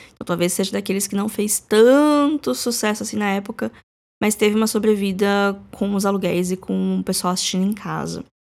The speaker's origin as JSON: {"language": "Portuguese", "country": "Brazil", "said": "A gente, como brasileiro"}